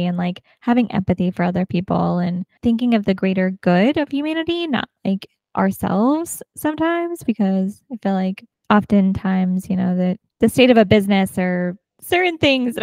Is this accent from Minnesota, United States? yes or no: no; Rancho Cucamonga, California, United States; Southern California. Ranch Cucamonga was most of my like upbringing, and it's an hour outside of, hour east of Los Angeles.